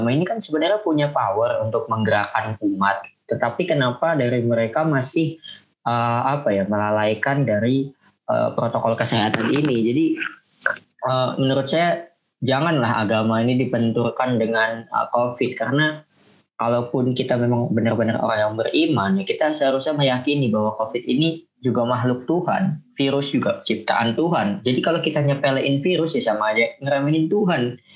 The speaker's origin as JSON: {"language": "Indonesian", "town": "Tangerang", "region": "Banten", "country": "Indonesia", "said": "Uh, saya kan berasal dari kota Tangerang nih, ya, dekat juga lah dengan Kabupaten"}